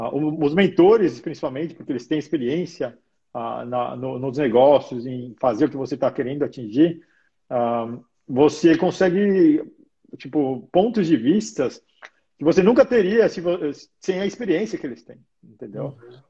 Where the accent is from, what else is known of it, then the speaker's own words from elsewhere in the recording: Brazil; now in Australia; como sou brasileiro